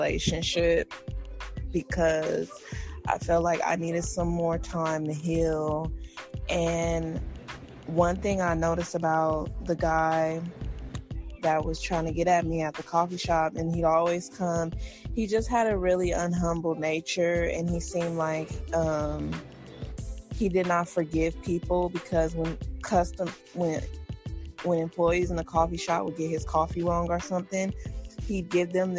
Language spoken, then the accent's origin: English; United States; being African American in America, I didn't have as much opportunities as the other races